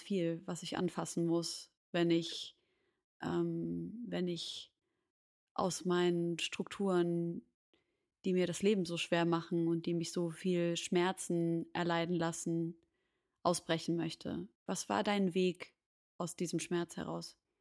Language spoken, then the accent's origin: German; Syria; moved away; Syrien als meine Heimat